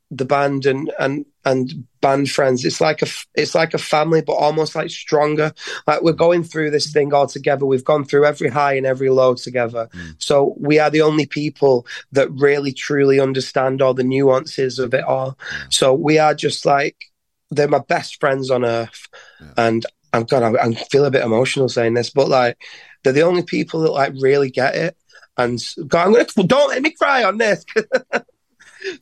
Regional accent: Leigh, North West England, United Kingdom; the town we're from, Lee

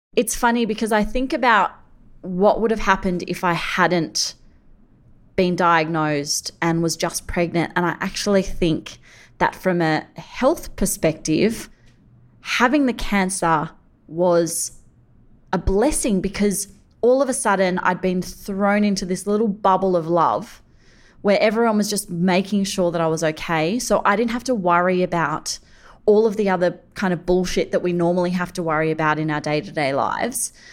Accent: Sydney, New South Wales, Australia; growing up on Sydney's northern beaches.

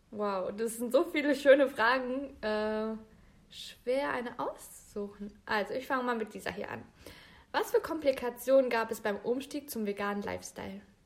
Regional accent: Bielefeld, North Rhine-Westphalia, Germany; Ich bin geboren und aufgewachsen in Bielefeld.

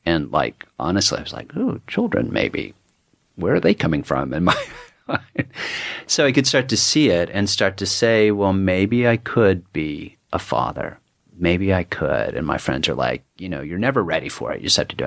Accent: Dallas, Texas, United States; moved away as an adult; also born or lived in Woodstock, New York; being a Texan

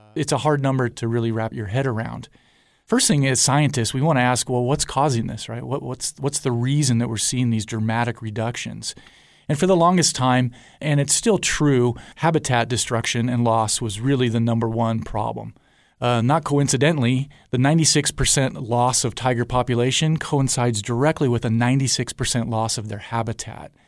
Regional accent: Southern California, United States; also born or lived in Guadalajara, Mexico; I grew up in Southern California

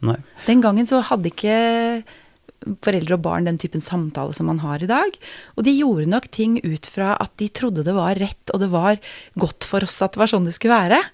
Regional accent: Geilo, Buskerud, Norway; Jeg er jo fra Geilo, jeg må begynne med det, da. Geilo i Hallingdal. Mm. Har eh, vokst opp som eh, eneste jente i en familie med tre eh, brødre.

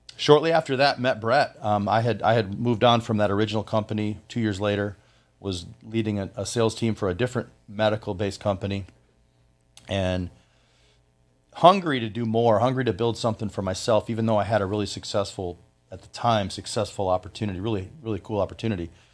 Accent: Flint, Michigan, United States; moved away as an adult; also born or lived in Orlando, Florida; now in Florida, United States; I am from Flint, Michigan

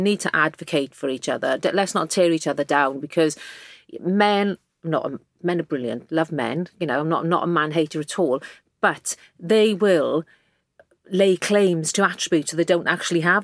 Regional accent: South Wales valleys, United Kingdom; accent: Welsh; moved away; I grew up in the South Wales valleys in a working class mining village

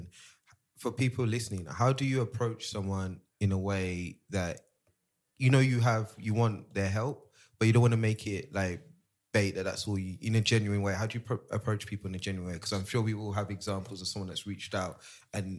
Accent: England, United Kingdom; also born or lived in Nigeria; I was born in Nigeria, but I was kind of raised in England majority.

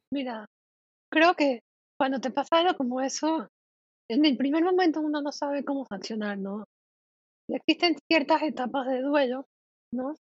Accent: Panama; soy de Panamá

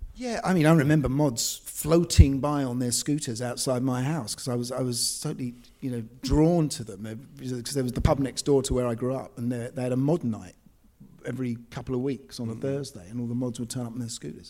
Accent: London, United Kingdom; I grew up in Essex Road, uh, which is just parallel to this street here.

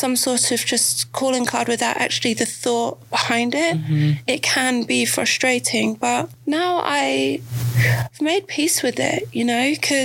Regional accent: England, United Kingdom; growing up in England

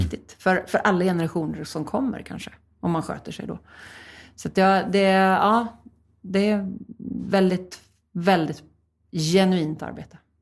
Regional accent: Stockholm, Stockholm County, Sweden; Philadelphia kyrkan i Stockholm där jag växte upp

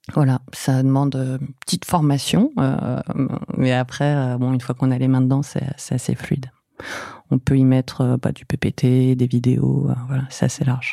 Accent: Fontainebleau, Île-de-France, France; also born or lived in Paris; je suis née à Paris, mais j'ai ai pas trop vécu. Euh, j'ai passé une plus grande partie de mon enfance à Fontainebleau

